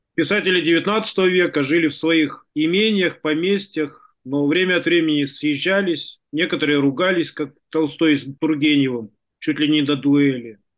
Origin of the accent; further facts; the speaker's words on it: Tuva, Russia; Я родился и вырос в Туве